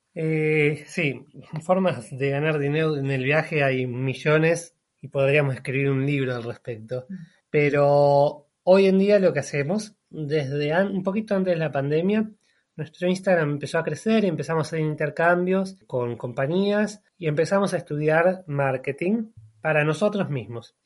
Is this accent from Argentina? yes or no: yes; Buenos Aires, Argentina; moved away as an adult; also born or lived in Cutral Có, Neuquén, Argentina; Yo nací en un pequeño pueblito de la Patagonia que se llama Cutralcó, o sea, al sur de Argentina, norte de la Patagonia. Pero viví casi toda mi vida en Buenos Aires. Básicamente soy más bonaerense que neuquino